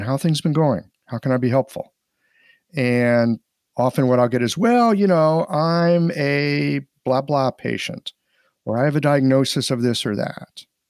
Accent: St. Louis, Missouri, United States; moved away as an adult; I'm just this, like, hick from Missouri

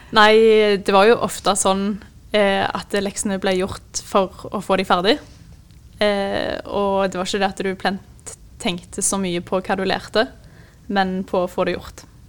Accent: Jørpeland, Rogaland, Norway; jeg er fra en liten by som heter Jørpeland, som ligger rett utenfor Stavanger.

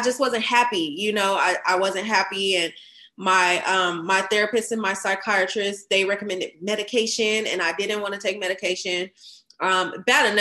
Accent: Fresno, California, United States; moved away as an adult; now in Dallas, United States; at the time I was living in my hometown, Fresno

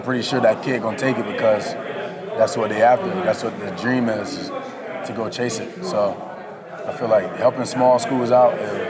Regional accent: Florida, United States; moved away; I'm from Florida too.

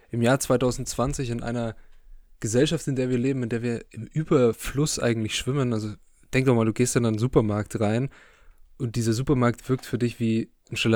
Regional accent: Bavaria, Germany; wir kommen aus dem Süden Deutschlands in der Nähe von Nürnberg

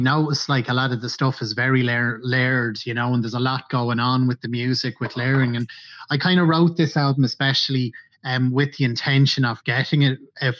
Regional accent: Ireland

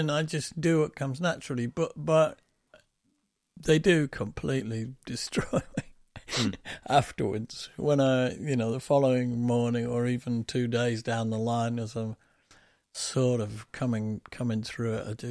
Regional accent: Doncaster, Yorkshire and the Humber, United Kingdom; accent: northern; used to have from growing up in Donny has has faded away

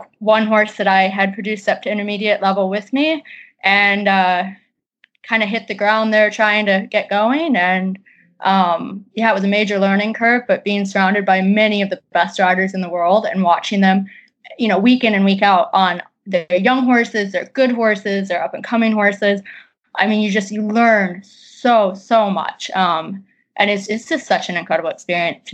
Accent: Midwest, United States; moved away; also born or lived in Colorado / England; I'm originally from the Midwest and then was out west in Colorado for a while, and then I've been in England for the last almost 4 years.

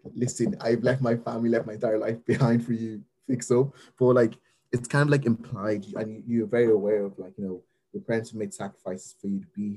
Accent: Ireland; I grew up in Ireland

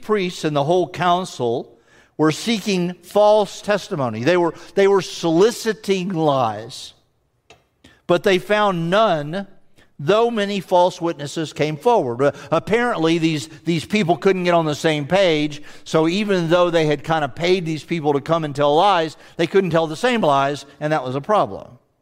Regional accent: the South, United States; accent: southern; they can tell as soon as I open my mouth, I'm from the South

